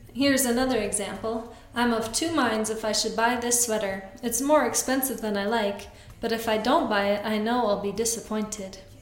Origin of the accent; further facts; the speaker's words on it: Canada; Canadians like me